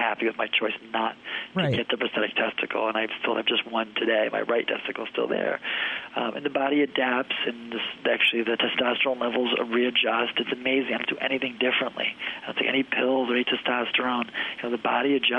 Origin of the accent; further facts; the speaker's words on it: Detroit, Michigan, United States; moved away as an adult; now in Chicago, United States; I grew up in Detroit area